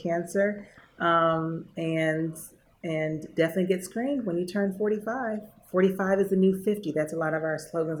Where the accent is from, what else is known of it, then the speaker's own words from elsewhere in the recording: Prince George's County, Maryland, United States; moved away; when I was growing up in Prince George's County